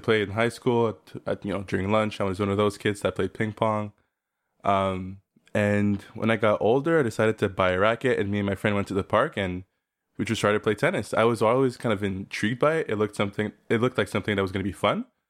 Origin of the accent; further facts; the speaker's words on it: South Shore, Quebec, Canada; I grew up in Quebec on the South Shore.